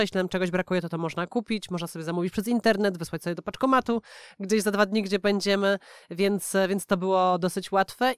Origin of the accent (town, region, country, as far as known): Poland; moved away as an adult; also born or lived in Warsaw